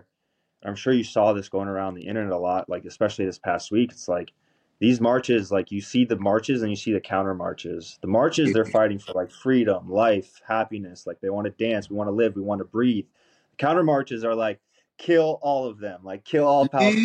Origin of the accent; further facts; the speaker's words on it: New York City, New York, United States; also born or lived in New Jersey; I grew up in Brooklyn in Midwood. And so like, obviously like growing up in New York